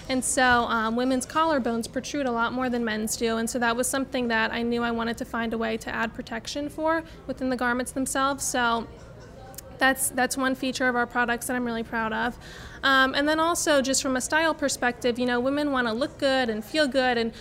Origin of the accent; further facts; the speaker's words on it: New Orleans, Louisiana, United States; I was born and raised here in New Orleans